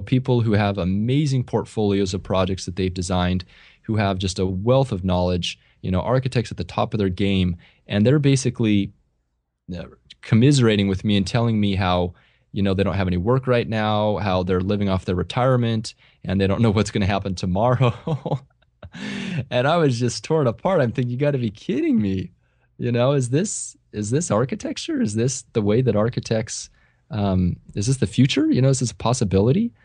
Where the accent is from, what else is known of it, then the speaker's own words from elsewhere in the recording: Central California, United States; the area where I grew up here in Central California is, it's very agrarian-based